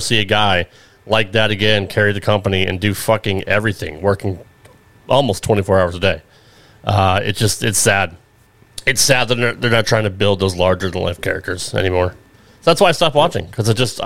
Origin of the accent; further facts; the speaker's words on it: Connecticut, United States; I grew up in Connecticut